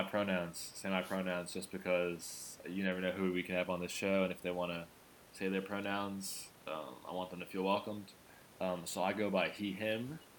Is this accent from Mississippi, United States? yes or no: no; Miami, Florida, United States; also born or lived in Nashville / New York; now in Philadelphia, United States; I grew up in several different cities. I was born in Nashville, but I grew up in Miami, New York, and I now reside in Philadelphia.